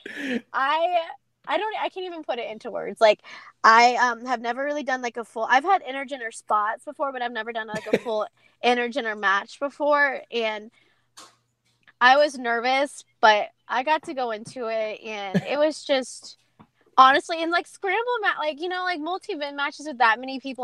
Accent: Atlanta, Georgia, United States; also born or lived in Ireland; my first time ever performing in front of my hometown

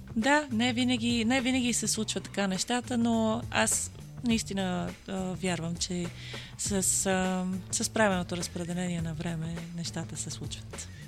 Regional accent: Bulgaria; also born or lived in Germany; аз не съм родена в България, yeah. аз съм родена в а, Германия и това ми беше всъщност първото идване

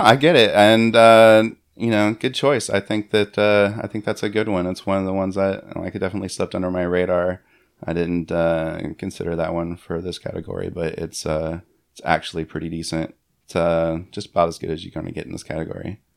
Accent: Florida, United States; I grew up in Florida

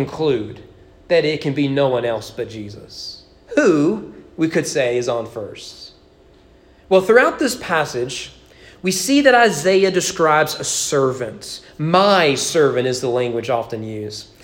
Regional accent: Kentucky, United States; I grew up in Kentucky

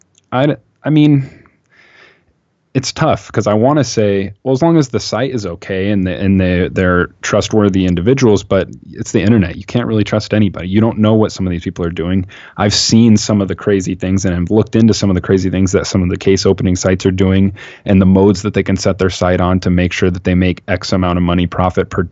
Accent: Seattle, Washington, United States; I'm from Seattle.

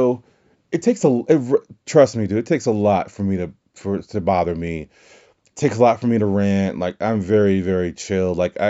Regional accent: Louisiana, United States; moved away; I was back home in Louisiana

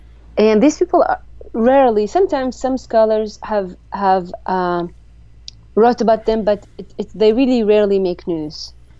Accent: Jordan; I am from Jordan, yes.

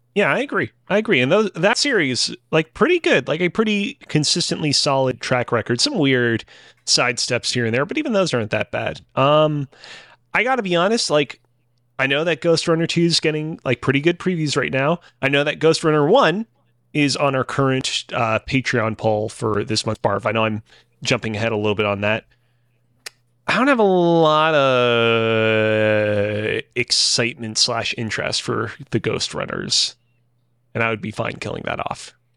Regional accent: Montreal, Quebec, Canada; was born and raised in Montreal, still currently lives in it.

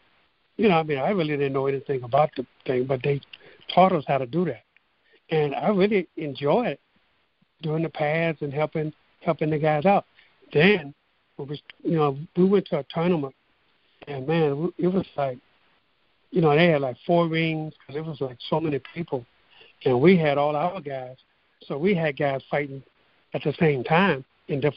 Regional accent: Port Arthur, Texas, United States; my hometown of Port Arthur, Texas

